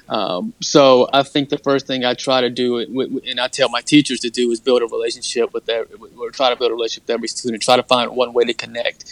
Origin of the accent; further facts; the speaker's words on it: Sanford, North Carolina, United States; my hometown of Sanford, North Carolina